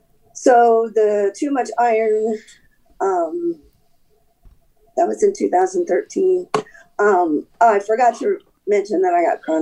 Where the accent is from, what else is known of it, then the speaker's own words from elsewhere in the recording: Colorado, United States; born there; also born or lived in Florida / North Carolina; Well, I was born in Colorado. I was an Army brat, moved around a bunch. I started college in Florida where we retired.